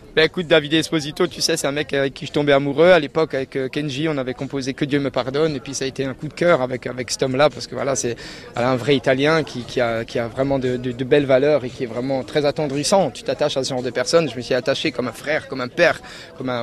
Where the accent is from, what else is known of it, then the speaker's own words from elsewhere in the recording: Alsace, Grand Est, France; je suis d'Alsace.